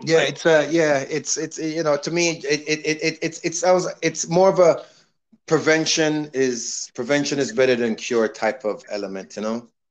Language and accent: English; Toronto, Ontario, Canada; now in Miami, United States; I grew up in Toronto being an orderly